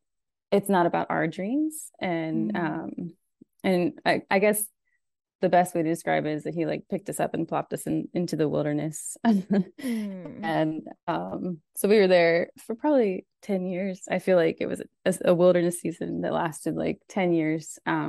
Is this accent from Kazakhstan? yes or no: yes; Almaty, Kazakhstan; moved away as an adult; now in United States; Well, I grew up in Almaty, Kazakhstan. So I was there from the time I was 5 until about 20 or 21. And so I'm a third culture kid